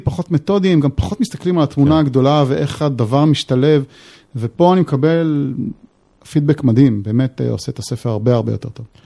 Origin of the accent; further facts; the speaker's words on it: Israel; אנחנו גם בתור ישראלים